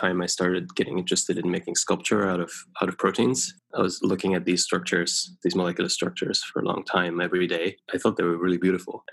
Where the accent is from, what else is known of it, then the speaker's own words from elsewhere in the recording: Germany; also born or lived in United Kingdom; now in United States; I grew up in Germany, eventually emigrated to the UK and then to the US